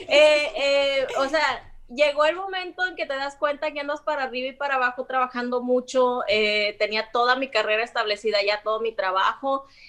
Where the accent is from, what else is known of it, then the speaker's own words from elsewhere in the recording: Sinaloa, Mexico; moved away as an adult; soy sinaloense